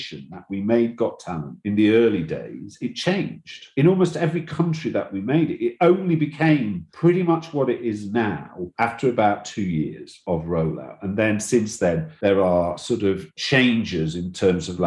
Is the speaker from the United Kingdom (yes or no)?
yes; England, United Kingdom; also born or lived in London; I know I'm English and I know I'm based in London